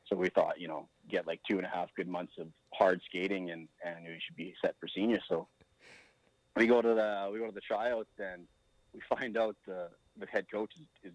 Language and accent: English; St. Walburg, Saskatchewan, Canada; I actually think that because I grew up in St. Walburg on that 9-hole golf course, that is probably the main reason why I have had any success in golf.